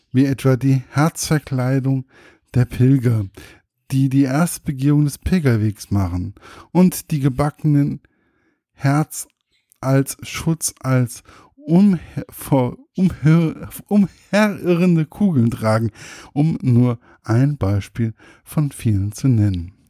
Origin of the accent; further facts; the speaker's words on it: Germany; Als Deutscher